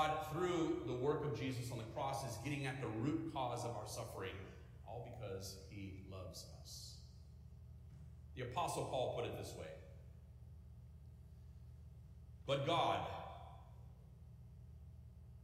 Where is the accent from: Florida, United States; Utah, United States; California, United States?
California, United States; now in Midwest, United States; I'm from California